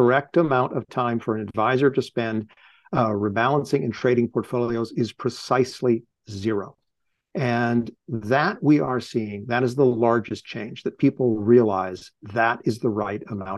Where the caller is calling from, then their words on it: Cambridge, Massachusetts, United States; I'm calling in from Cambridge, Massachusetts.